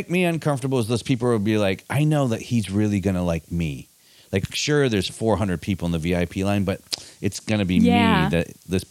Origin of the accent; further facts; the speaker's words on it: Michigan, United States; now in San Francisco, United States; I grew up in Michigan.